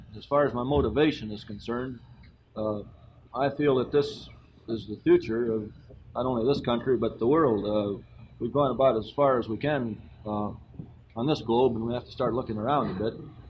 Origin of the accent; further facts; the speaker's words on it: Sparta, Wisconsin, United States; my hometown is Sparta, Wisconsin. And my age is 35, and I'm in the Air Force.